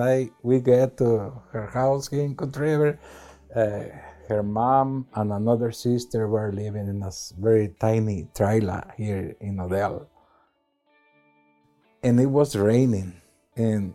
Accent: Santa Rosalía, Jalisco, Mexico; moved away; I was born in Santa Rosalia, Jalisco, Mexico. It's a very small village.

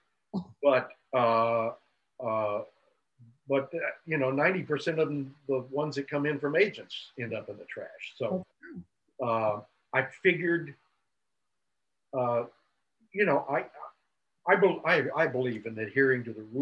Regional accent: Texas, United States; also born or lived in Wyoming; I was born in Wyoming and moved to Texas when I was 6 months old.

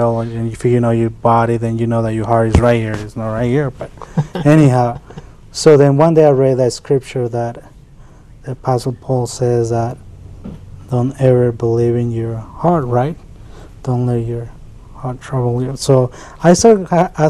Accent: Mexico City, Mexico; now in United States; I was born in Mexico City, and I moved to the States

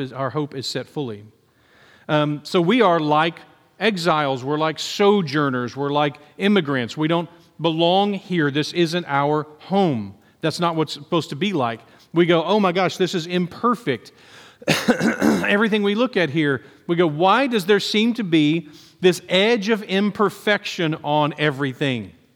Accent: United States; for us as Americans

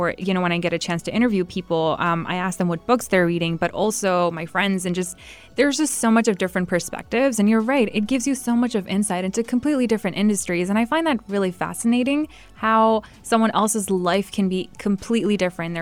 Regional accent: Saudi Arabia; I was born and raised in Saudi

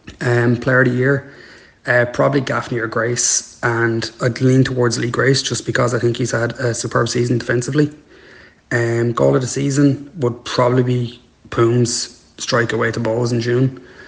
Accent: Ireland; now in Melbourne, Australia; This is … calling in from Melbourne, Australia. I left Ireland in 2019

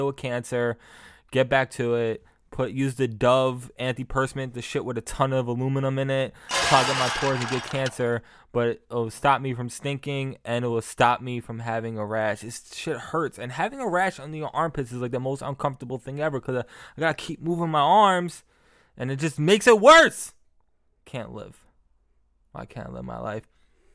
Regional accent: New York City, New York, United States; I am from Queens, New York

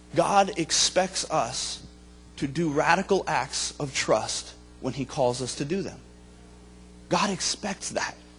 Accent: Vermont, United States; moved away as an adult; also born or lived in Springfield, Missouri; I grew up in Vermont, my wife is from New Jersey

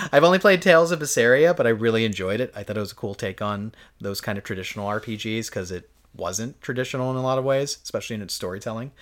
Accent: United States; I'm an American

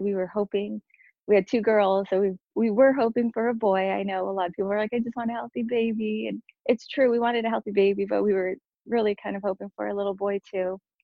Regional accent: Santa Maria, California, United States; I am from Cal- um, San Maria, California

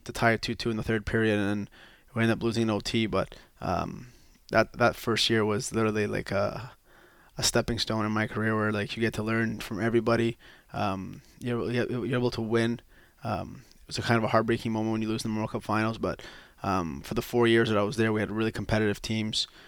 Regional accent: Quebec, Canada; I'm just from Quebec, born and raised in Quebec

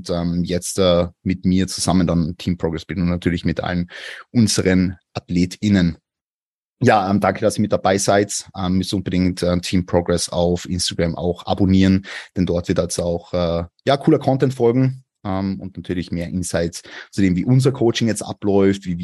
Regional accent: Vienna, Austria; ich komme aus Wien.

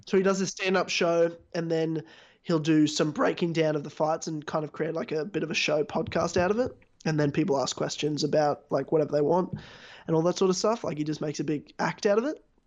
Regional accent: Australia; I'm certainly to me 100% Australian because I'm born here, raised here, you know, lived here my entire life.

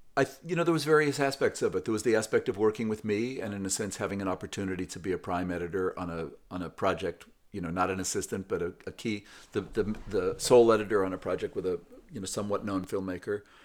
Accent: West Coast, United States; growing up on the West Coast in the sixties

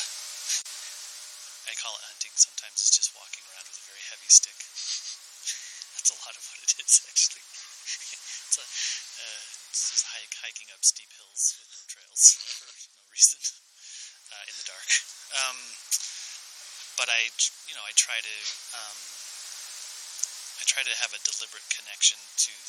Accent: Wyoming, United States; now in Paonia, United States; I grew up dirt poor in Wyoming

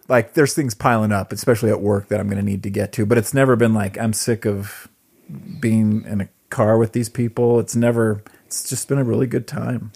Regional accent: Southern California, United States; moved away; growing up in Southern California

